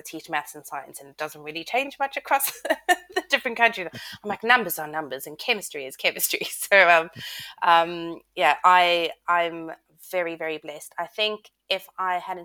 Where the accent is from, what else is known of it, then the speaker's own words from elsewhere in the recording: South Africa; moved away as an adult; also born or lived in United States; I'm South African and started my teaching career then